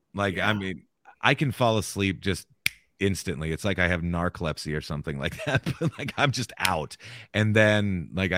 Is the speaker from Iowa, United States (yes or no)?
yes; Southwest Iowa, United States; also born or lived in Maryville, Missouri; I'm an Iowa boy. Yep, Southwest Iowa